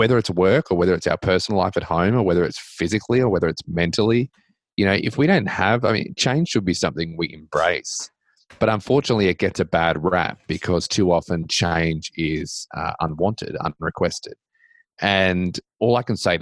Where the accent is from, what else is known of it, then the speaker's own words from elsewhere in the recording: Australia; also born or lived in Middle Tennessee; now in Tennessee, United States; I do live in America and I grew up in Australia